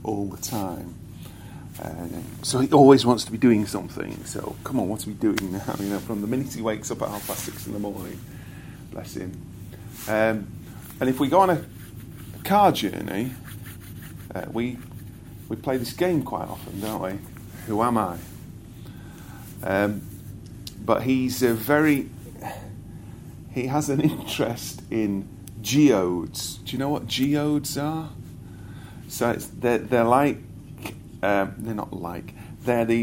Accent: United Kingdom; I am British, born here

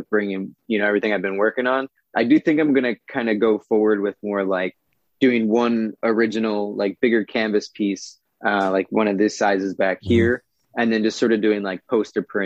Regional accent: Philadelphia, Pennsylvania, United States; now in Southern California, United States; I'm actually originally from Philadelphia

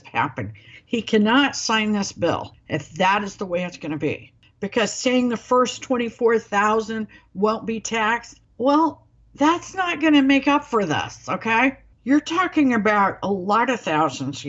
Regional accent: Springfield, Missouri, United States; my hometown

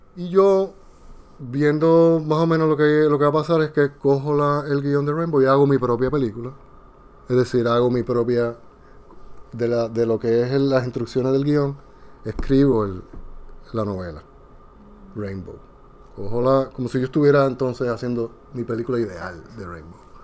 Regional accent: Puerto Rico; now in Dominican Republic; soy de Puerto Rico y vivo en República Dominicana

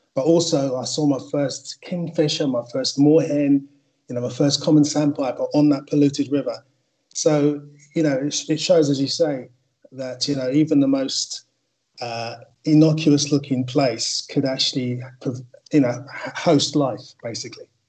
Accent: Wembley, London, United Kingdom; I grew up in Wembley

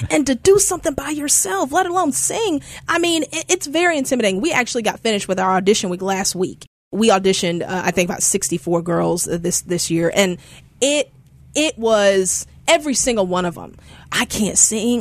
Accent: Houston, Texas, United States; now in Memphis, United States; growing up in Houston, I grew up in the church

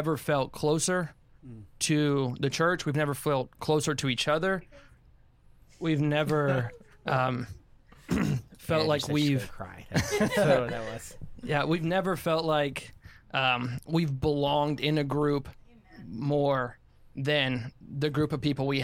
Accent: Tampa, Florida, United States; born and raised in Tampa

